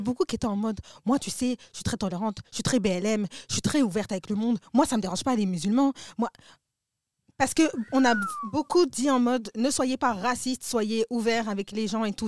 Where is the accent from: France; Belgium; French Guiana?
Belgium; Brussels, Brussels-Capital Region; je suis bruxellois, j'ai grandi ici